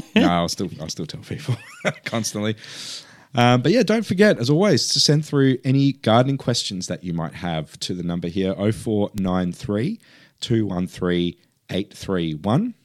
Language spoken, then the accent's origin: English; near Padrón, Galicia, Spain; now in Australia; the northwest of S-, the Spanish Peninsula, um, where I'm from. Um, from a t, a town called Padron, which is very close to my hometown.